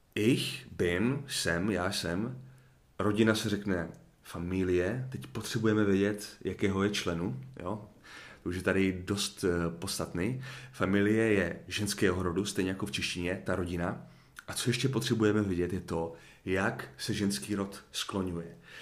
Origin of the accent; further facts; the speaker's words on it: Czechia; já jako Čech